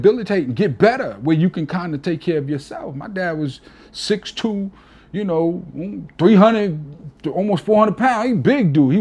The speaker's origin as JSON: {"language": "English", "region": "New York", "country": "United States", "accent": "East Coast", "moved": "yes", "lives_now": "Alabama, United States", "said": "I'm a New Yorker till"}